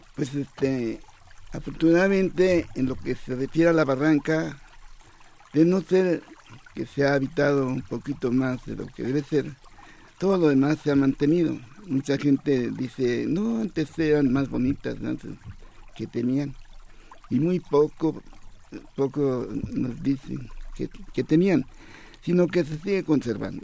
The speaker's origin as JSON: {"language": "Spanish", "region": "Mexico City", "country": "Mexico", "tie": "born or raised there", "said": "yo nací en La Fuente, ya hace algunos años y siempre vi agua, siempre. Hasta los cinco años que, estuve allí"}